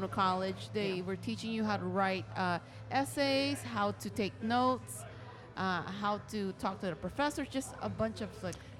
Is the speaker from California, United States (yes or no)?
yes; California, United States; now in Chicago, United States; because I grew up in California